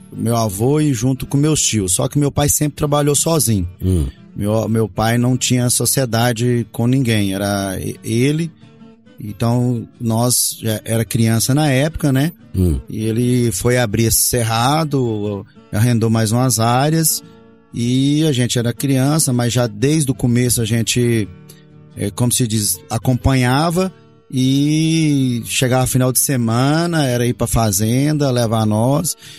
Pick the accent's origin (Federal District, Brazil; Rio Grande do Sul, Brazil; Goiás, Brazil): Goiás, Brazil; Montividiu; also born or lived in Goioerê, Paraná / Rio Verde, Goiás; cresci ali em Montevidil